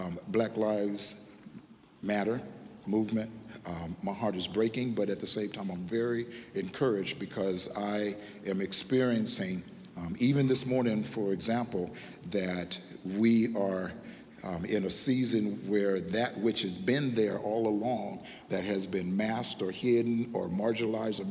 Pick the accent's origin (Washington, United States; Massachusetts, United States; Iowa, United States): Washington, United States; Tacoma; I'm from Tacoma, Washington